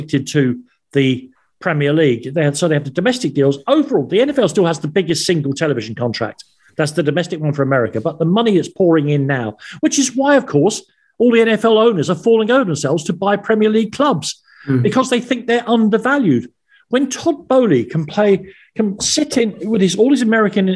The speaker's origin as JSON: {"language": "English", "region": "London", "country": "United Kingdom", "tie": "born or raised there", "moved": "as an adult", "lives_now": "Ireland", "said": "I was born and brought up in Islington."}